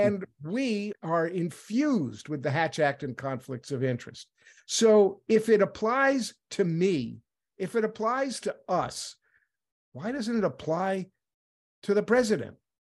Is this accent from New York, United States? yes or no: yes; New York, United States; moved away; I was from New York originally